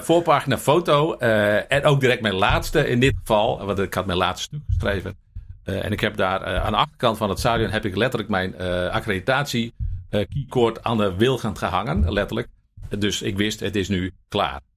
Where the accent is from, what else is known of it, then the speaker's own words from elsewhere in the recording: Buitenpost, Friesland, Netherlands; ik ben opgegroeid in Buitenpost.